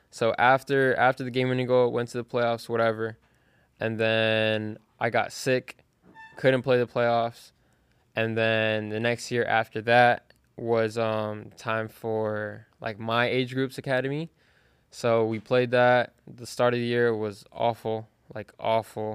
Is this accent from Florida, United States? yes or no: yes; Fort Lauderdale, Florida, United States; I'm from Fort Lauderdale, Florida.